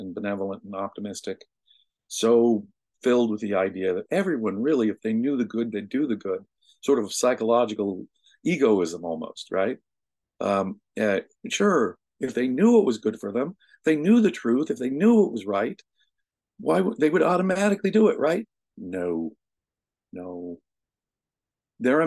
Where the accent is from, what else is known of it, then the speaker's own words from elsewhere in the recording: United States; I am an American, and I had great parents